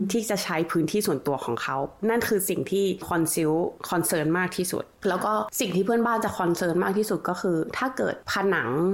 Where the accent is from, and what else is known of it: Thailand; moved away as an adult; now in Australia